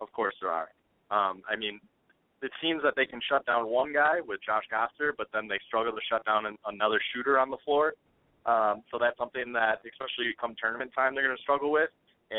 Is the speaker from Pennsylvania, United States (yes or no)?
no; Rockton, Illinois, United States; moved away as an adult; now in Madison, United States; I'm from a small town, Rockton, Illinois